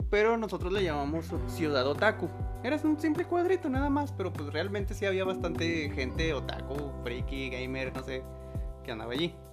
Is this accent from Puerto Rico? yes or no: no; Mexico; ah, bueno, solo una cosa, soy mexicano.